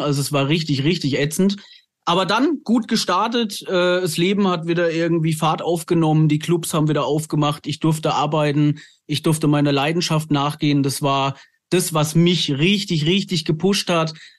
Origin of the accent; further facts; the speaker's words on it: Lower Franconia, near the Hesse border, Bavaria, Germany; also born or lived in Frankfurt; wir sind Unterfranken, aber ich war sehr, sehr lange in Hessen auf der Schule und ich habe an der Grenze zu Hessen gewohnt und von daher bin ich eigentlich halber Hesse, halber Bayer